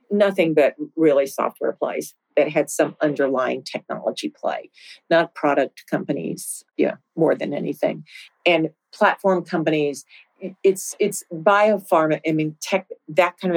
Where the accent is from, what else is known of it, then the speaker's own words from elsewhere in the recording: Winston-Salem, North Carolina, United States; You know, I came from Winston-Salem, where 70% of the US population lived within 500 miles.